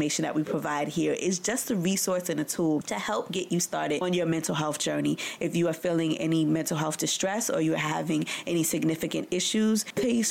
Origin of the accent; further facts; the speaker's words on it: New York City, New York, United States; in private practice in my hometown of Brooklyn, New York